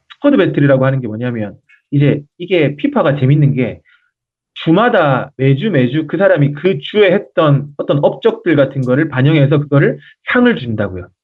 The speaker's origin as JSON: {"language": "Korean", "country": "South Korea", "said": "그 한국인으로서"}